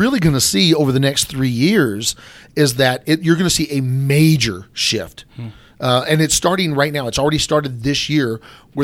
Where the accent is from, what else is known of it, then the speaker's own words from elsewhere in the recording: Virginia, United States; moved away as an adult; now in Denver, United States; I was raised on the East Coast in Virginia